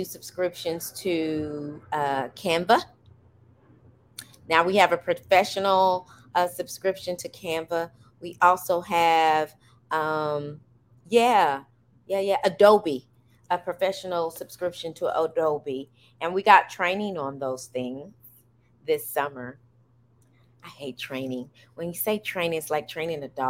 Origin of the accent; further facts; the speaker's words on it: United States; I'm an American, and I happen to have African blood